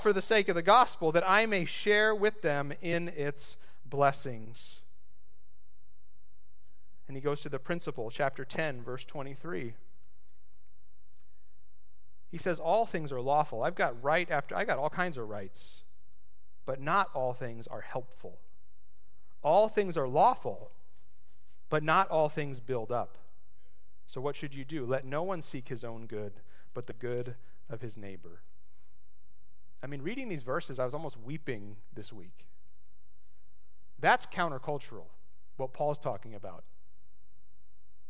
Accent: United States

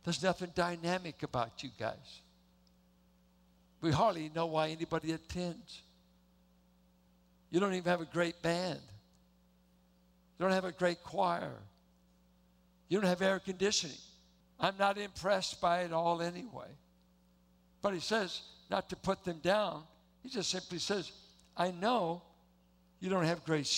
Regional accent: Richmond, California, United States; also born or lived in Fresno, California; I grew up in Richmond, not Pinole

